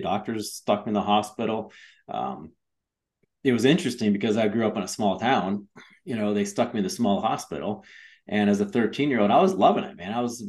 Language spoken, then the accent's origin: English; Willard, Ohio, United States; moved away as an adult; also born or lived in Jacksonville, Florida; now in Colorado, United States; I live in Colorado now, born and raised in Ohio. You know, the wonderful mountainous regions of Ohio, the Midwest.